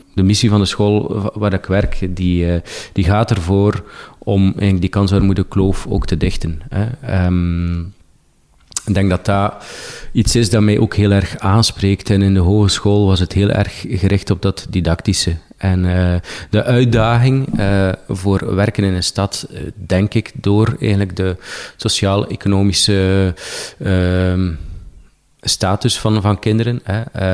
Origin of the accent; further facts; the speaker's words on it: Poperinge, Flanders, Belgium; moved away as an adult; Ik heb niet, niet gekozen om bijvoorbeeld mijn, mijn geboortestad Poperingen achter me te laten